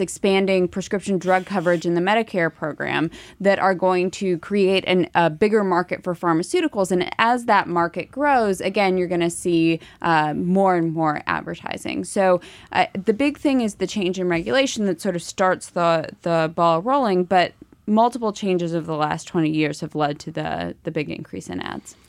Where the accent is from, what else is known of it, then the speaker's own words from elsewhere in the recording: Ohio, United States; moved away; I'm from Ohio